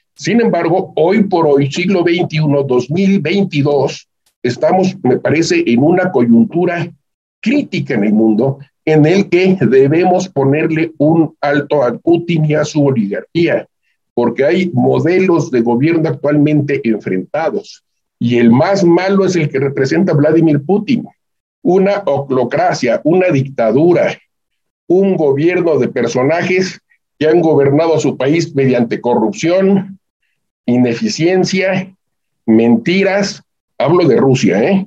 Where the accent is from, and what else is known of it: Mexico